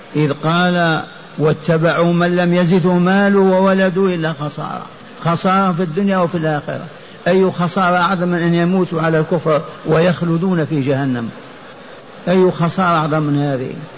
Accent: Lioua, Biskra Province, Algeria; في قريتي التي ولدت فيها وعشت فيها

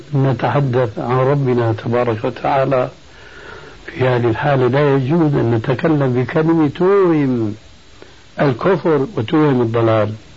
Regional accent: Syria; عندنا في سوريا

